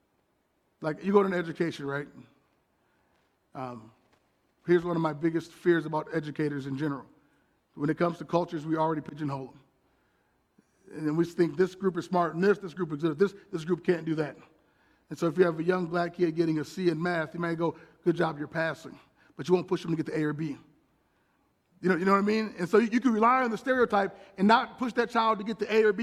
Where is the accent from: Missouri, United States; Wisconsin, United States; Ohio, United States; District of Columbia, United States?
Wisconsin, United States; Milwaukee; moved away as an adult; also born or lived in Watertown / New Orleans / Queens, New York City; as an African-American male growing up in Milwaukee